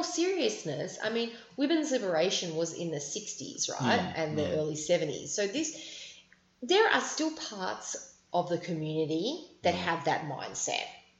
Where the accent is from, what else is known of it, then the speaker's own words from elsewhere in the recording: Sydney, New South Wales, Australia; We grew up on the North Shore. We didn't grow up in surfing culture.